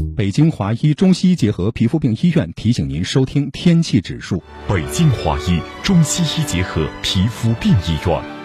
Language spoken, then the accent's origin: Chinese; Northeast China, China; 我们东北人